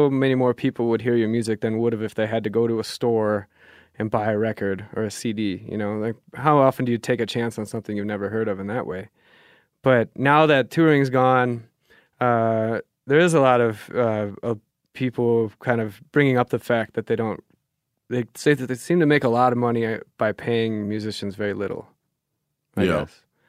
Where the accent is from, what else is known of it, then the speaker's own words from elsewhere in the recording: Germany; born there; that's why I was born in Germany, right? Because he was stationed there for a bit.